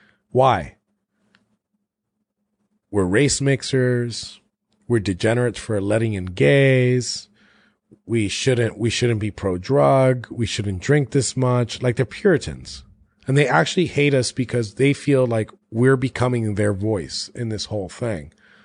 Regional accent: Florida, United States; I'm from Florida.

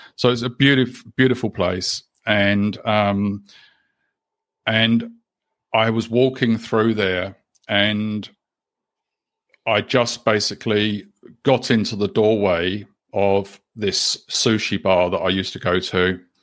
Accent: London, United Kingdom; also born or lived in Canterbury, New Zealand; now in New Zealand; I'm originally from the UK. Uh, I was born in London, and we had been living in New Zealand um, at that time for about 11 years or so

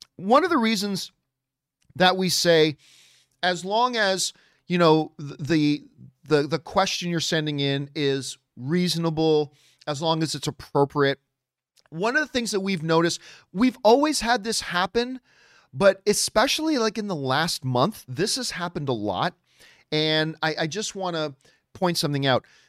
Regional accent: Hamilton, Ontario, Canada; also born or lived in Halifax, Nova Scotia; Now, I am a Hamilton boy. That is my hometown. Hamilton is my hometown

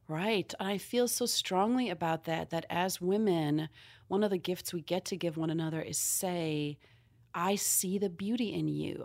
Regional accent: South Africa; moved away; I'm from South Africa originally

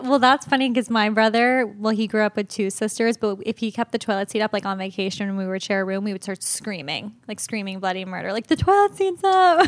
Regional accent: Locust Valley, New York, United States; I was born in New York City and then we moved to the North Shore of Long Island

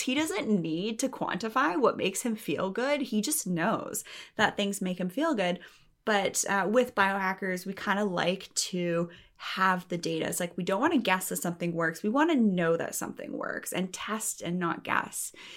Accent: Canada; I'm from Canada

